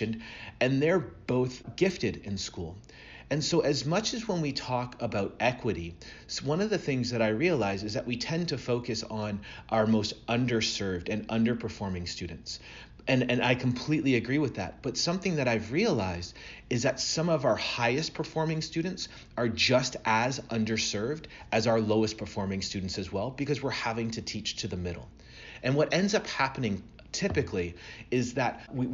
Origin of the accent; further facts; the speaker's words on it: Burlington, Ontario, Canada; now in Atlanta, United States; I'm originally from Burlington, Ontario. So even though I live down here in the south, I still consider myself a Canadian